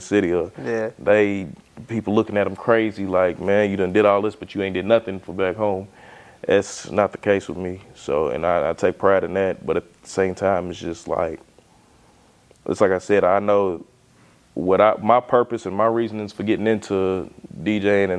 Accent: Lexington, Kentucky, United States; growing up here in Lexington

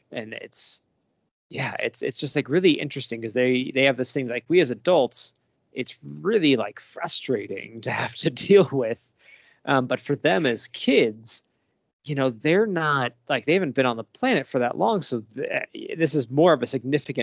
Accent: Arizona, United States; also born or lived in Virginia; now in Colorado, United States; I'm from Arizona originally

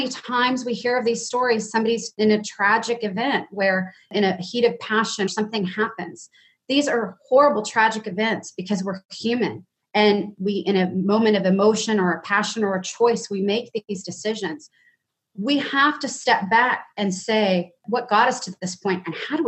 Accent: Dallas, Texas, United States; I'm born and raised in Dallas. I'm a Southern girl.

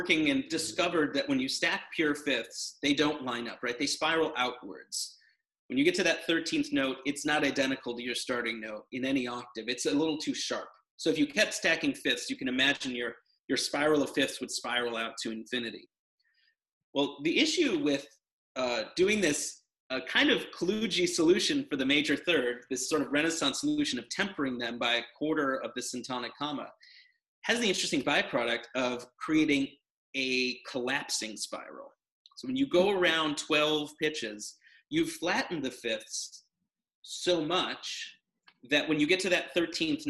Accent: United States; I'm American

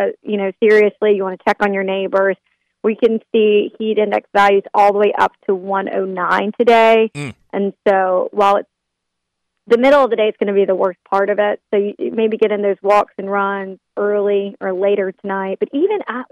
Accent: the Carolinas, United States; I'm from the Carolinas

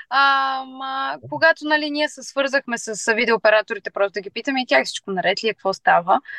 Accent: Plovdiv, Plovdiv Province, Bulgaria; тъй като ние сме от Пловдив

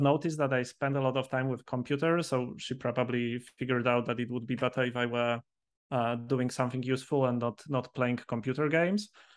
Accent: Poland; moved away as an adult; now in Valencia, Spain; I live in Spain already like 8 years, but I'm originally from Poland.

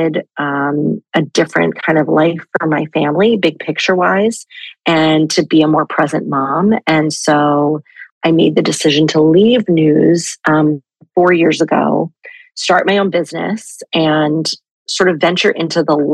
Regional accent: Jersey Shore, New Jersey, United States; moved away as an adult; the Jersey Shore so much, which is where I'm from.

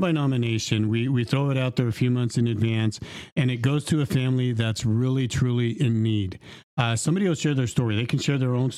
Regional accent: Dinuba, California, United States; I'm actually from Dinuba. I was born and raised here 50 years ago

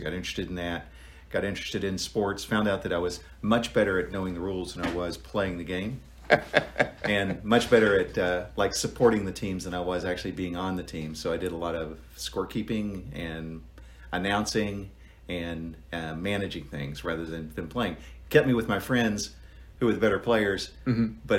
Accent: Grundy, Virginia, United States; moved away as an adult; also born or lived in Silicon Valley, California; now in Charlottesville, United States; Yeah, I grew up down in Southwest Virginia in Buchanan County near a town called Grundy.

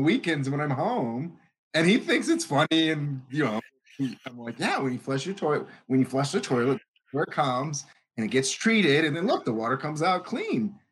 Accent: Pahrump, Nevada, United States; I'm from Pahrump, Nevada.

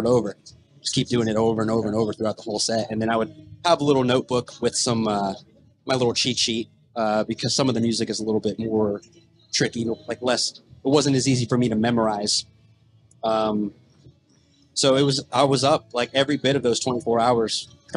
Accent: Berkeley Springs, West Virginia, United States; I'm actually from Berkeley Springs, West Virginia

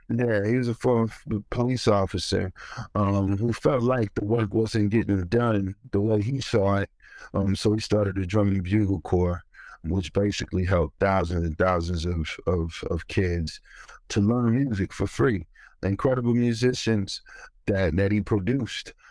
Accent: Ferguson, Missouri, United States; moved away; also born or lived in New York; growing up in Ferguson

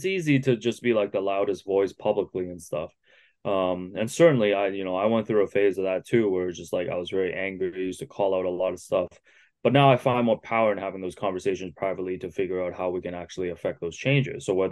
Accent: Markham, Ontario, Canada; English is a second language; growing up in Markham

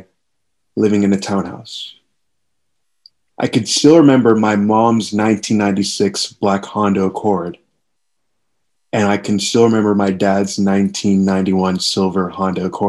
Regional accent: Kingston, Jamaica; growing up in Kingston, Jamaica

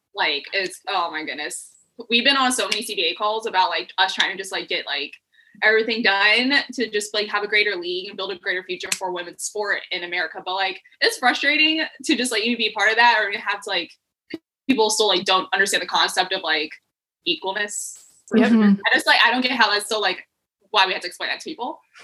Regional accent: Colorado Springs, Colorado, United States; also born or lived in Texas; now in Tacoma, United States; I grew up in Colorado. Mm-hmm. And like Colorado Springs.

